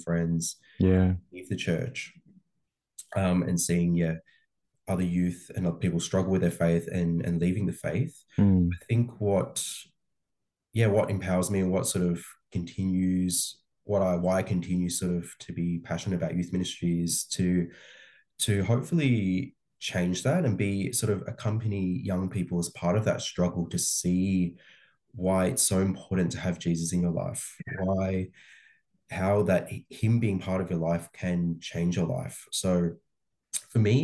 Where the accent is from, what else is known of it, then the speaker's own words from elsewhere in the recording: Australia; I think I'm like very, very Aussie. Like I'm born and raised here.